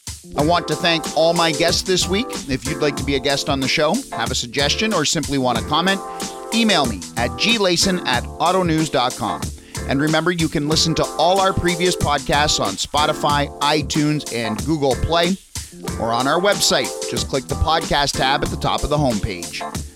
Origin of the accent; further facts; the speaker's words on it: Windsor, Ontario, Canada; growing up in Windsor